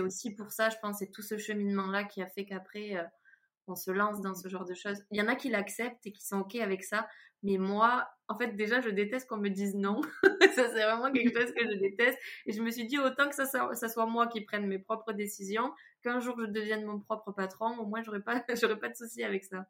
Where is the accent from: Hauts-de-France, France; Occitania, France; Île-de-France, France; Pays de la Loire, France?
Occitania, France; Toulouse; je suis toulousaine, vous devez euh, sûrement l'entendre